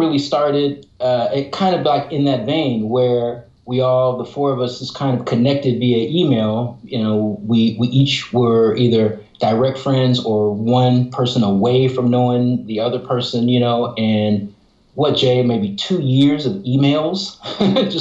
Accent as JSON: {"language": "English", "town": "Oakland", "region": "California", "country": "United States", "tie": "born or raised there", "said": "Oh, Oakland Hills. Skyline, class of 89."}